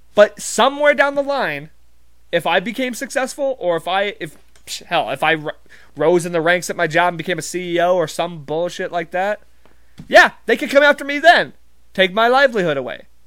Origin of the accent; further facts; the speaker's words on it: Montana, United States; I'm not from Texas, I'm from Montana